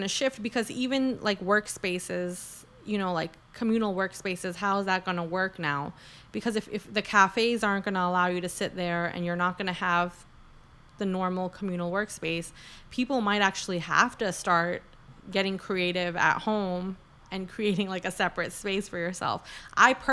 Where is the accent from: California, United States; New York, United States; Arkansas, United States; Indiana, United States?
New York, United States; New York City; we're from New York City